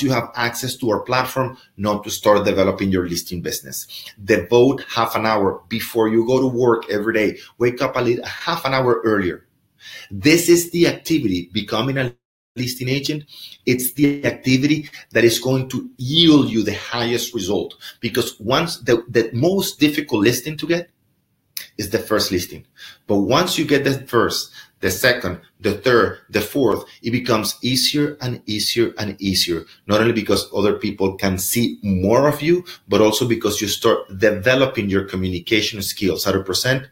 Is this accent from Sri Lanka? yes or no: no; Venezuela; moved away; I'm from Venezuela